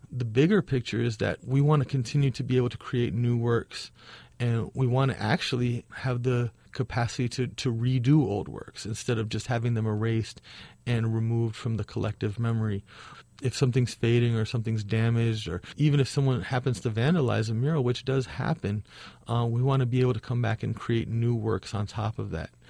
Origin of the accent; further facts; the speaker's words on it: Chicago, Illinois, United States; And all of my murals that I didn't growing up in Chicago have been destroyed.